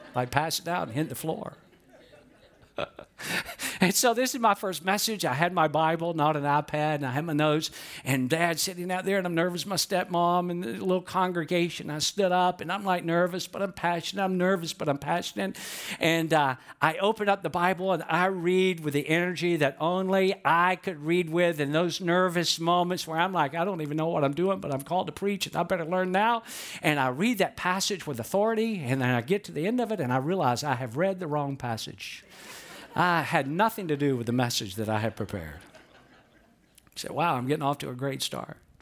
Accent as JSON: {"language": "English", "town": "Atlanta", "region": "Georgia", "country": "United States", "tie": "born or raised there", "also_born_or_lived": "Valdosta, Georgia", "said": "I grew up in Atlanta"}